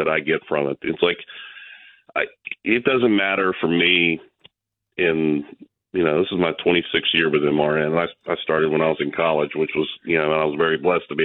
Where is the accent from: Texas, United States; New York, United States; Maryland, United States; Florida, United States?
Florida, United States; Tampa; moved away as an adult; now in Huntington, United States; I grew up in the state of Florida. I was born and raised down here in Tampa, just across the way